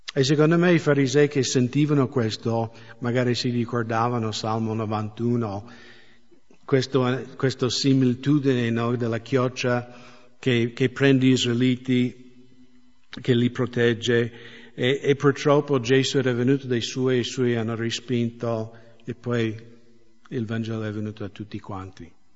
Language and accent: Italian; United States; now in Italy; dalle mie parti negli Stati Uniti